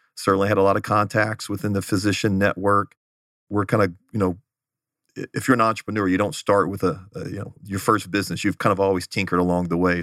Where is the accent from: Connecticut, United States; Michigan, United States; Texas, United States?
Texas, United States; Houston; moved away as an adult; also born or lived in Los Angeles; now in Phoenix, United States; grew up in the Houston area